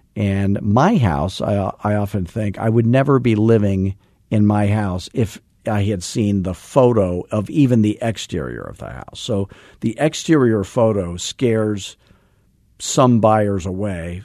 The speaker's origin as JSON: {"language": "English", "town": "Scottsdale", "region": "Arizona", "country": "United States", "said": "I'm from Arizona."}